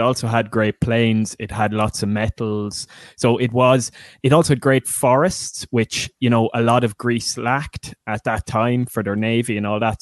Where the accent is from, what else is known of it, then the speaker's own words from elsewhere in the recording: Ireland; being Irish